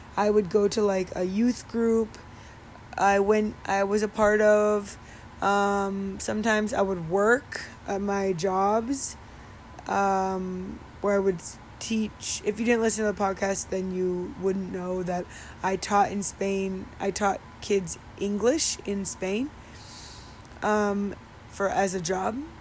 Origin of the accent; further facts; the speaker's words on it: Midwest, United States; I'm from the Midwest and we say pop.